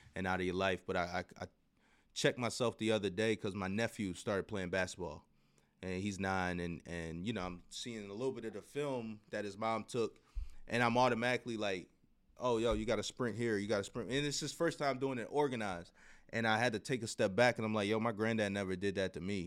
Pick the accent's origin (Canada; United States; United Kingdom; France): United States; Baltimore, Maryland; went back to my hometown team